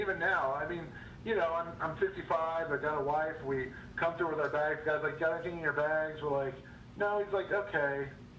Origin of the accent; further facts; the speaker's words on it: Southwest, United States; I'm from the Southwest.